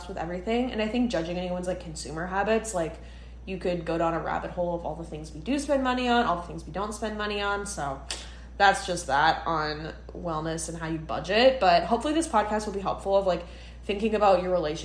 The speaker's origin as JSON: {"language": "English", "region": "Midwest", "country": "United States", "tie": "born or raised there", "moved": "as an adult", "lives_now": "New York, United States", "said": "Emma and I are both born and raised in the Midwest"}